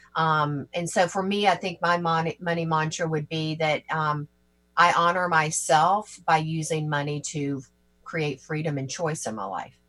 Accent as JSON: {"language": "English", "region": "Georgia", "country": "United States", "tie": "born or raised there", "also_born_or_lived": "Tennessee", "moved": "as an adult", "lives_now": "New York, United States", "said": "I'm originally from Georgia and have um, and grew up in and around in Georgia and Tennessee and moved to New York back in 1998"}